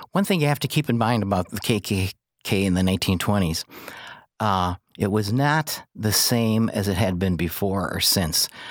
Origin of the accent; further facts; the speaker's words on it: Joliet, Illinois, United States; also born or lived in Naperville / Kankakee; now in Herscher, United States; I was born in Joliet